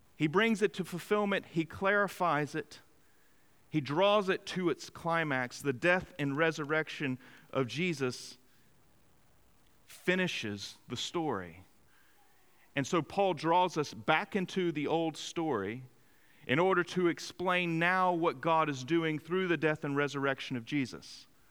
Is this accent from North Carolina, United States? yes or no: yes; Greenville, North Carolina, United States; in my hometown of Greenville, North Carolina